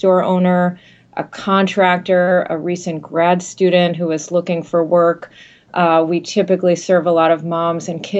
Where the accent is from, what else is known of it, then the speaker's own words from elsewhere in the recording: Massachusetts, United States; I'm born and bred in Massachusetts